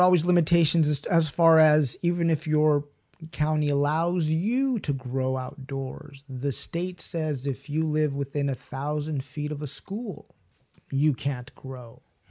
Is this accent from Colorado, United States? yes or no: no; Ojai, California, United States; I've been learning and perfecting my technique of where I grew up in Ojai for a while.